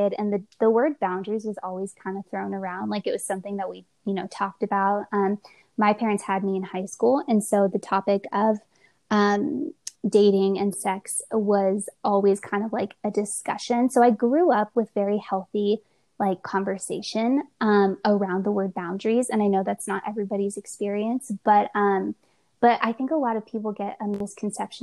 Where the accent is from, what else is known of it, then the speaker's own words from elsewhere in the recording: California, United States; moved away as an adult; now in Colorado Springs, United States; I'm originally from California.